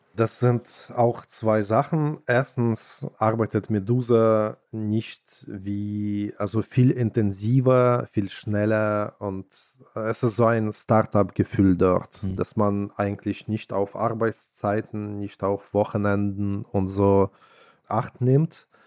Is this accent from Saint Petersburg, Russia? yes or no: yes; Saint Petersburg, Russia; now in Germany; meine Heimatstadt St. Petersburg